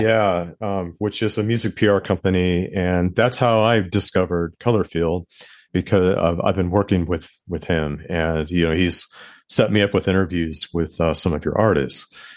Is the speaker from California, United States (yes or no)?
yes; Southern California, United States; now in New York, United States; I live in New York and, and, but I'm from the West Coast.